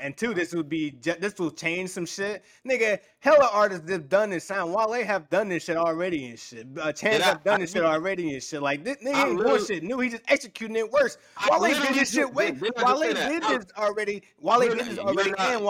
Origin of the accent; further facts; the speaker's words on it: Chicago, Illinois, United States; I'm from Chicago too